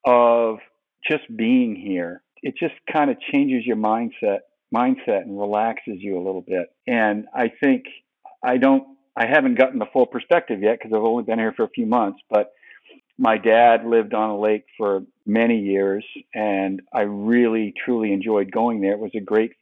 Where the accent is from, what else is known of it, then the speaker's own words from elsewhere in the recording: New England, United States; Well, I grew up in New England, so I'm a big fan of the four major Boston and New England sports teams, professional teams.